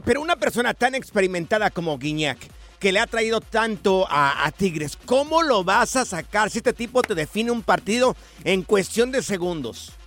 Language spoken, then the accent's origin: Spanish; Jalisco, Mexico; Yo soy del estado de Jalisco